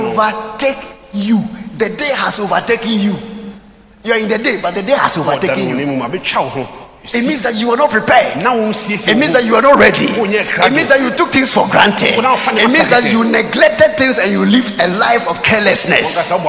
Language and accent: English; Koforidua, Eastern Region, Ghana; born there; And I was born in Koforidua.